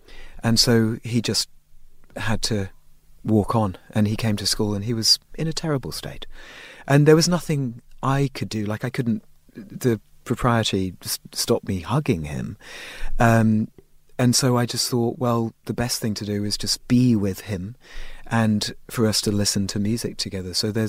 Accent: England, United Kingdom; moved away as an adult; you know, I'm English by birth, and and I think, you know, I spent my first 25 years in England, so my emotions tend to be fairly tempered.

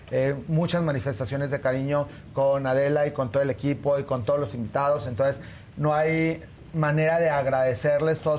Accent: Torreón, Coahuila, Mexico; En eh, la yo soy de Torreón

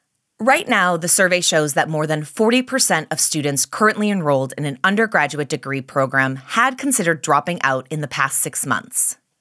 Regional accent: Minnesota, United States; being from Minnesota, but always worrying about sounding like I'm from Canada

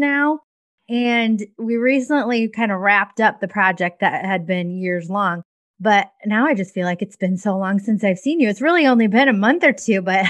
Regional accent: Cascade, Iowa, United States; my hometown of Cascade

